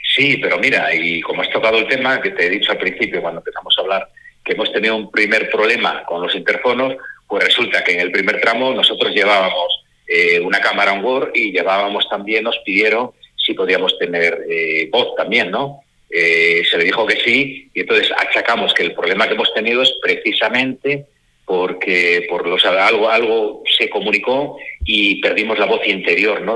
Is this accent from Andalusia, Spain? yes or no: no; Asturias, Spain; yo soy asturiano